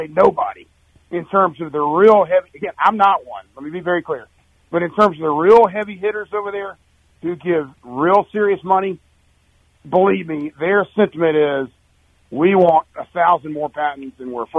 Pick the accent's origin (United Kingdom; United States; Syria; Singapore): United States; South Georgia; moved away as an adult; also born or lived in Nashville, Tennessee; I grew up in South Georgia